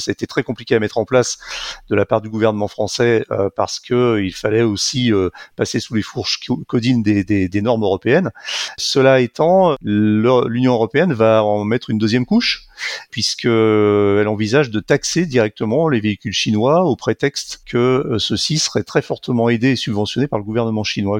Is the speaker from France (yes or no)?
yes; Lyon, Auvergne-Rhône-Alpes, France; je suis lyonnais